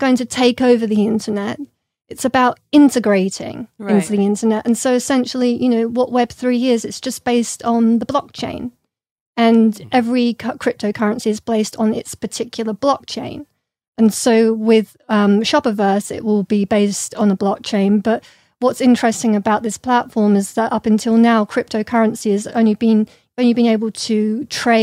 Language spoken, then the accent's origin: English; London, United Kingdom; I grew up in London with a lot of British artists